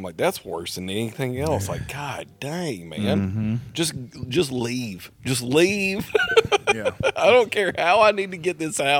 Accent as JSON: {"language": "English", "town": "Nashville", "region": "Tennessee", "country": "United States", "said": "Fuck you. I'm from Nashville."}